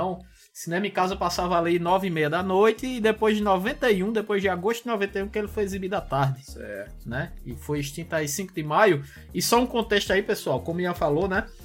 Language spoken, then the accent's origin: Portuguese; Solânea, Paraíba, Brazil; Ah, eu nunca falei nem, eu sou de Solânia, pô.